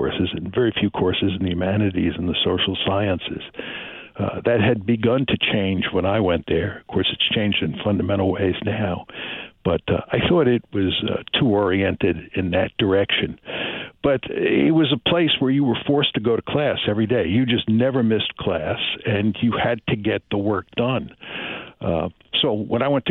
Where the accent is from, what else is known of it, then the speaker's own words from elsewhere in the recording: Croton-on-Hudson, New York, United States; in my parents' case, they moved to Croton, New York, which is on the Hudson River